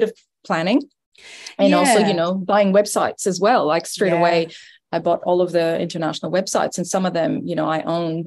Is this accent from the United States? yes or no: no; Canada; accent: French Canadian; moved away as an adult; now in Australia; as you may hear from my accent, I'm originally Canadian, French Canadian at that. And I actually moved here about 15 years ago.